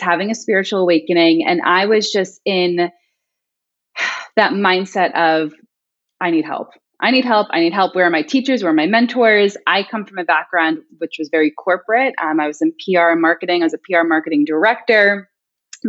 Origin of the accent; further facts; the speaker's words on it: Long Island, New York, United States; I'm originally from Long Island